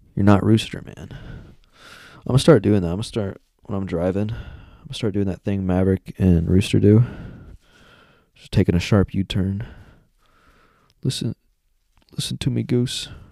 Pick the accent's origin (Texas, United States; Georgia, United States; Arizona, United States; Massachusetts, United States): Texas, United States; I'm a native Texan